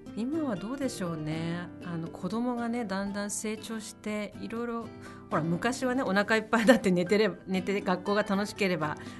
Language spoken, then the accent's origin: Japanese; Japan; moved away as an adult; also born or lived in United States; アメリカで生まれでも育ったのはその田舎だったんですけどもう全然ね馴染めなかった